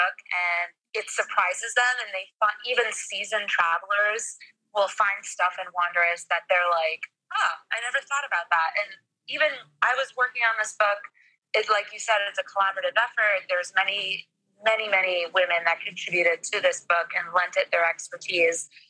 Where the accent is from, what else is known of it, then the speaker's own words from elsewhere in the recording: Bogotá, Colombia; now in New York, United States; I'm originally from Bogota, so I am Colombian